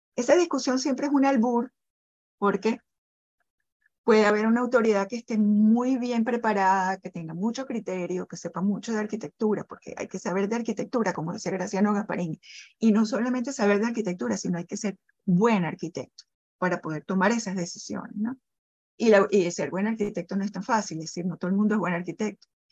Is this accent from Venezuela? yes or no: yes; Caracas, Capital District, Venezuela; yo vivo en Caracas, yo soy caraqueña